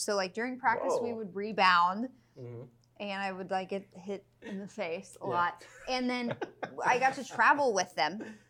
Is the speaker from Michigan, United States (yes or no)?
no; Houston, Texas, United States